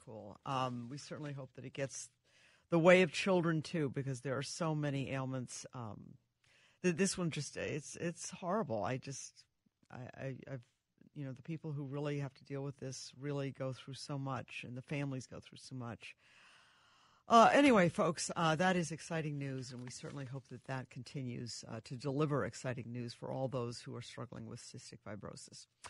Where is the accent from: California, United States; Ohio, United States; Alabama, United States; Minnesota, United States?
Minnesota, United States; I'm from Minnesota